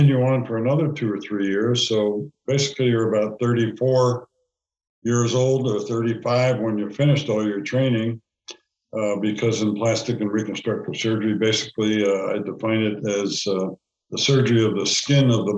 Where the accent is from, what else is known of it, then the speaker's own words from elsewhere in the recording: Allentown, Pennsylvania, United States; also born or lived in North Carolina; I was born in Allentown, Pennsylvania.